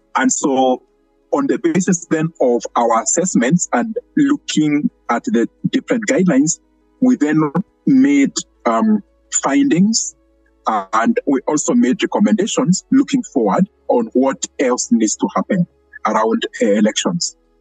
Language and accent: English; Kenya; we had been lobbying as Kenyan civil society for many years